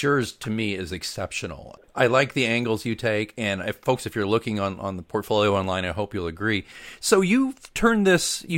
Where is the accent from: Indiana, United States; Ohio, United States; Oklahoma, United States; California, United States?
Oklahoma, United States; Oklahoma City; also born or lived in Nebraska; now in Kansas City, United States; I grew up mostly in Oklahoma City and then was in Nebraska for a few years